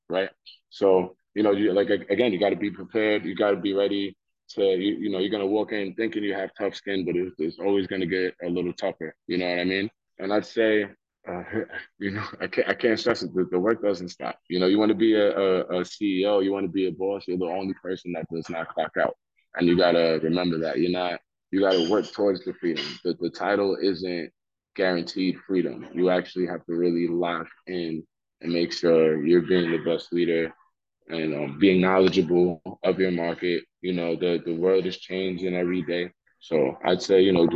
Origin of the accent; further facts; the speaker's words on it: New York City, New York, United States; I'm already from Staten Island, the Forgotten Borough. I'm already from Soul Hill, the Forgotten Hood and the Forgotten Borough.